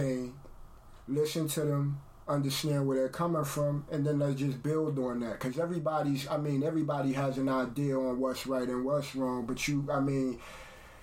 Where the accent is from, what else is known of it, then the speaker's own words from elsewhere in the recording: New York, United States; I'm from New York